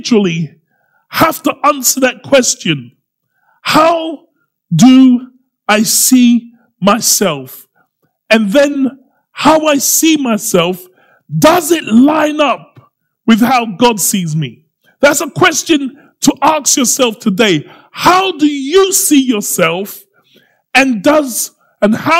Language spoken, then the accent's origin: English; Croydon, London, United Kingdom; I'm from Croydon.